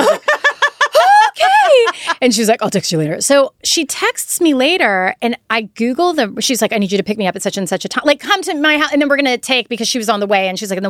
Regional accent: the South, United States; and I was raised in the South.

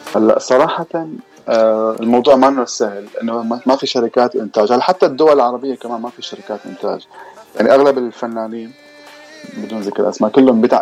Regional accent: Damascus, Damascus Governorate, Syria; moved away as an adult; also born or lived in Lebanon; now in London, United Kingdom; انا الاصل سوري من مدينه الشام من دمشق

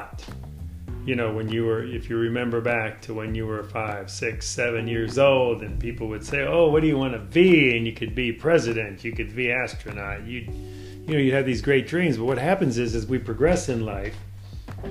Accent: Chicago, Illinois, United States; now in Omaha, United States; I grew up in Chicago, city of Chicago

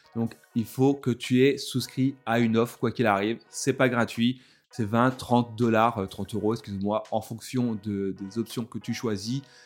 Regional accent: France; je suis français

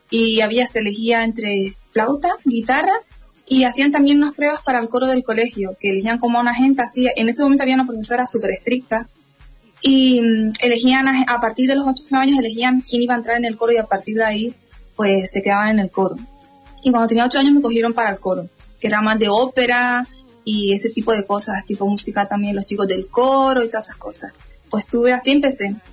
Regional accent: Canary Islands, Spain; now in Madrid, Spain; Ya estudiaba en Madrid. Y yo como buena isleña, pues no, no me adapté a Madrid del todo, no, no era un lugar para mí

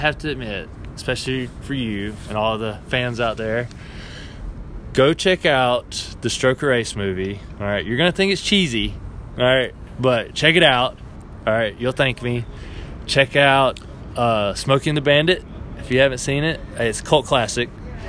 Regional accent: the South, United States; born or raised there

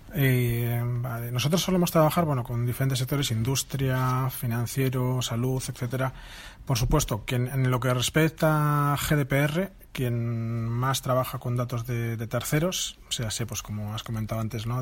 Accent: Vitoria-Gasteiz, Basque Country, Spain; yo soy de Vitoria

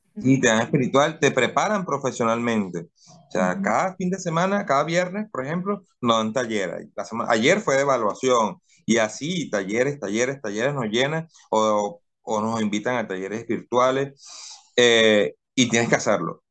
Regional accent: Cumaná, Sucre, Venezuela; moved away as an adult; now in Guayaquil, Ecuador; me voy a, a mi pueblo, a Cumaná

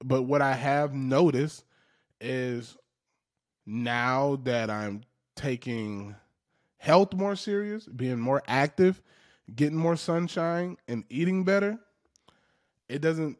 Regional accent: the South, United States; Those are the most relatable people to me because of how I grew up in the South. I grew up basically a black redneck.

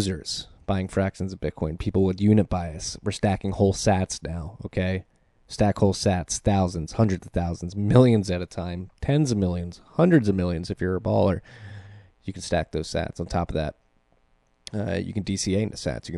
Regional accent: Philadelphia, Pennsylvania, United States; now in New Jersey, United States; I am in Jersey right now, but I'm from Philadelphia.

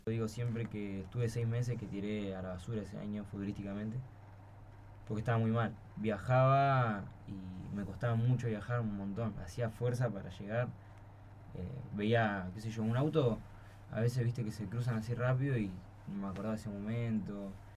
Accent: Florencio Varela, Buenos Aires Province, Argentina; soy de Varela

